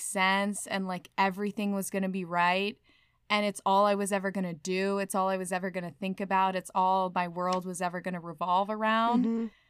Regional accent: California, United States; moved away; I was born in California.

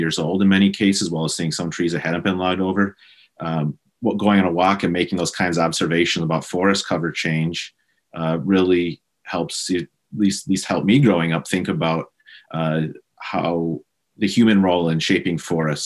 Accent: Wisconsin, United States; moved away; I grew up in Wisconsin. Probably the easiest way for podcast listeners to have a general sense of where I'm from is probably about 90 miles north and northwest of Chicago. And I grew up in a rural farming community

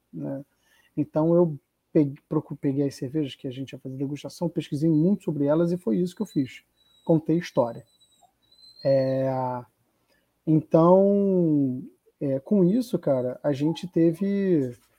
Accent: Rio de Janeiro, Brazil; eu cresci em Copacabana

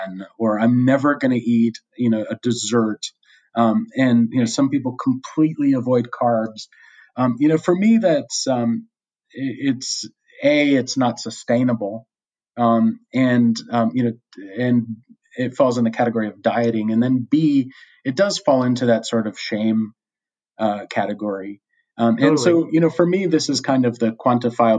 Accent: United States; moved away as an adult; now in Australia; In the U.S., which is my home country

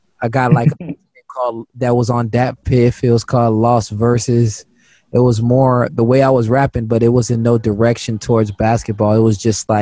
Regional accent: Palm Beach, Florida, United States; growing up in Palm Beach, Florida

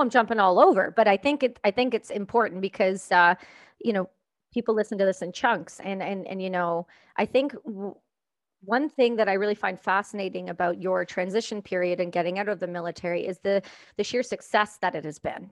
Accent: Canada; I'm Canadian

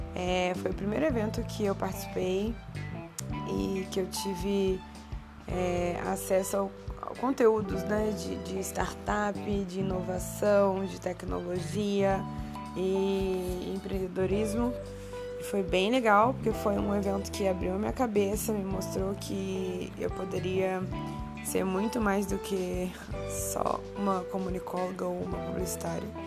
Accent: Valença, Rio de Janeiro, Brazil; eu sou de Valença, que não é Vassouras. Valença é uma cidade que fica no interior do estado do Rio de Janeiro

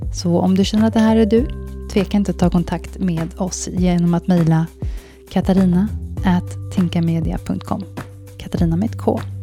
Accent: Sweden; moved away as an adult; now in Zürich, Switzerland; när man är som svensk utomlands

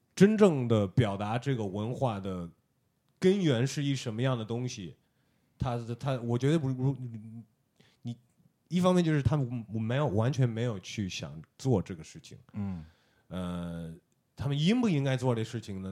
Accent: United States; moved away as an adult; now in China; 我在美国长大的

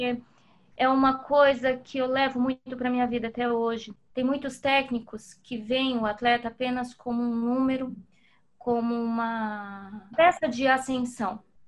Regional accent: Brazil; como brasileira

